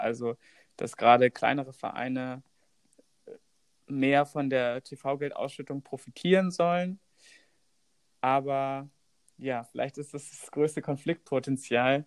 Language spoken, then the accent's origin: German; Hamburg, Germany; wir kommen beide aus Hamburg